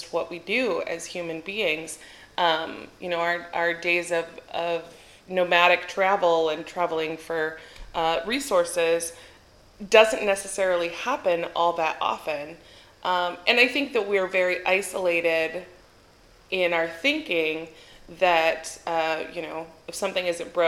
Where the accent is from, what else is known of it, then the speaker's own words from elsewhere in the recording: Albuquerque, New Mexico, United States; moved away as an adult; now in Athens, Greece; I'm from Albuquerque, everything is in a grid